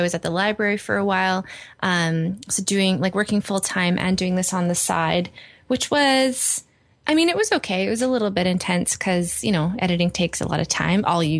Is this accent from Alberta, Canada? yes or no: yes; Edmonton, Alberta, Canada; I did, yeah. Born and raised.